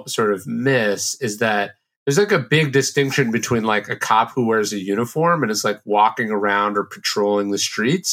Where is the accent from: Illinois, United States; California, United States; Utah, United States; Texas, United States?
California, United States; Sacramento; I grew up in Sacramento, which is a pretty conservative